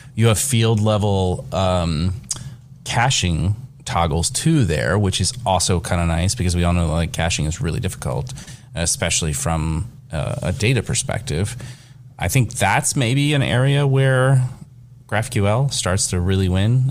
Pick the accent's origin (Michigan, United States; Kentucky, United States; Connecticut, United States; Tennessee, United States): Kentucky, United States; I am from Kentucky